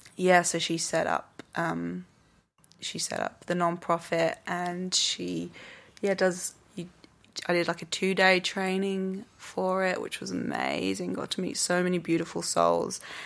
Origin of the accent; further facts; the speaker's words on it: England, United Kingdom; moved away as an adult; now in Australia; I came from, I'm English and back in the U K